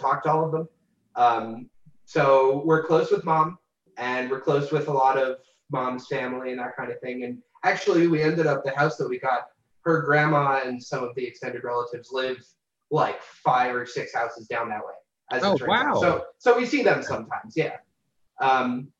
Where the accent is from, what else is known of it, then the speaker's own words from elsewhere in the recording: New Jersey, United States; moved away as an adult; now in Pueblo, United States; my little store in my hometown that I live 2 minutes away from